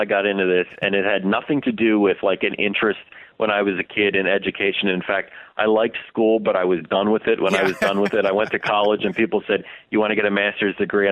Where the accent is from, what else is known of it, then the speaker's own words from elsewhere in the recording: New Jersey, United States; I grew up in New Jersey